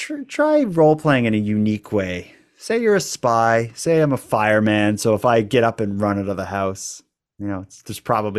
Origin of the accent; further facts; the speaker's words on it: Cape Breton, Nova Scotia, Canada; I'm from Cape Breton. It's like, it's such a, where I grew up in the 80s, it was like everybody in my school celebrated Christmas and was like Catholic and stuff.